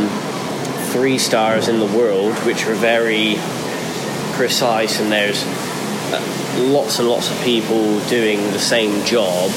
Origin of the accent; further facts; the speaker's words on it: Portishead, South West England, United Kingdom; In a place called Portishead, in just outside of Bristol in England